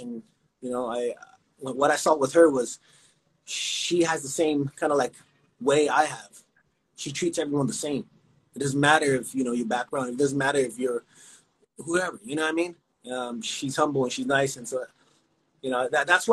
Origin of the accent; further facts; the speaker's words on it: California, United States; also born or lived in Houston, Texas; I was born in Houston. And then I come over here to California at like early age